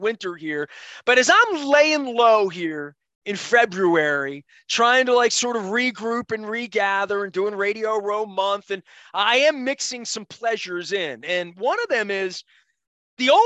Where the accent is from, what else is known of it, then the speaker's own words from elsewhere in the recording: Dundalk, Maryland, United States; I'm a kid from Dundalk. I born in 1968